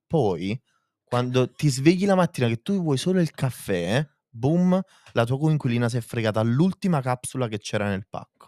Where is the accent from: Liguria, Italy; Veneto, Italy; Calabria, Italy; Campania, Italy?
Campania, Italy; province of Naples